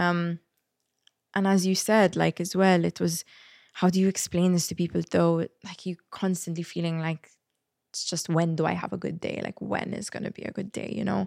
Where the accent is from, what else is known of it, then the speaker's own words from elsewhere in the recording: Malta; moved away as an adult; when I moved away from Malta